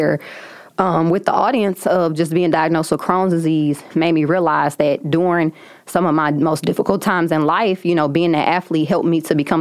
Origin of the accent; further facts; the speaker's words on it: St. Louis, Missouri, United States; I'm from St. Louis, so just being kind of a hometown hero